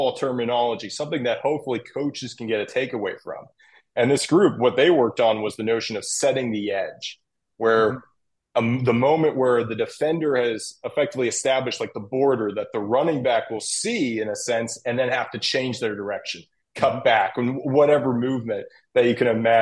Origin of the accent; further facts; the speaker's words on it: Pittsburgh, Pennsylvania, United States; I'm from Pittsburgh, from the area, so I always was connected in a way